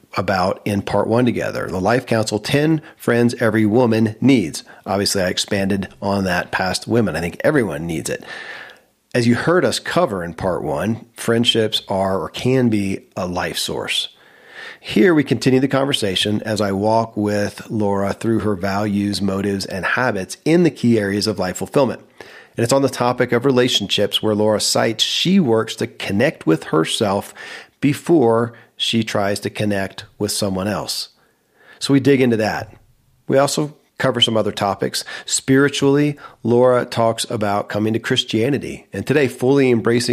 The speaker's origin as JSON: {"language": "English", "region": "Kentucky", "country": "United States", "tie": "born or raised there", "said": "I grew up in Kentucky where horse racing"}